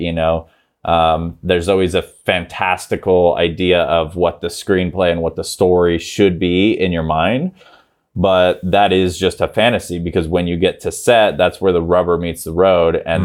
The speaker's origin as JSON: {"language": "English", "town": "Grass Valley", "region": "California", "country": "United States", "tie": "born or raised there", "said": "Grass Valley, California, which is where I grew up"}